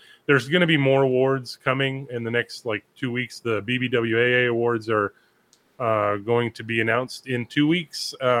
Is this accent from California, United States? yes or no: yes; California, United States; it's very special to me growing up in Southern California, getting to wear that jersey